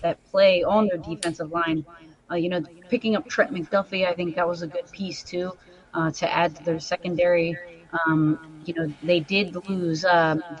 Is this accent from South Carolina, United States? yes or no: no; New Jersey, United States; I'm from the South Jersey area